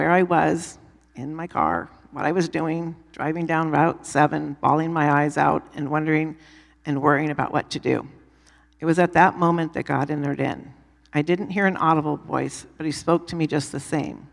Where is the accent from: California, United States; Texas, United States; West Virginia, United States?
California, United States; moved away; also born or lived in San Diego; I grew up in California and was raised Catholic